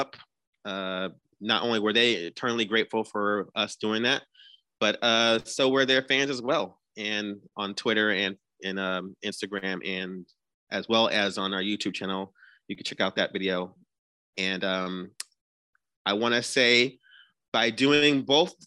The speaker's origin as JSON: {"language": "English", "region": "New Jersey", "country": "United States", "said": "we are from New Jersey"}